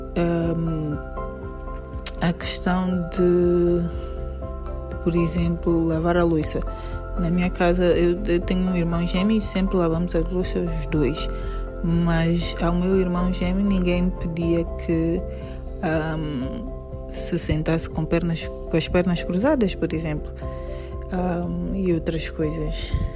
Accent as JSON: {"language": "Portuguese", "country": "São Tomé & Príncipe", "said": "sou de São Tomé e Príncipe"}